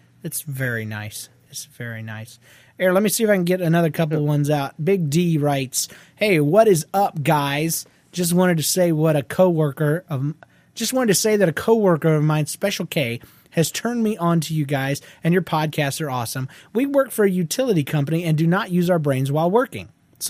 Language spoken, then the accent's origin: English; Australia; Well, I'm from Australia, like Aussie Jeff. I hear that we're a lot like Canadians, except we do the whole milk thing.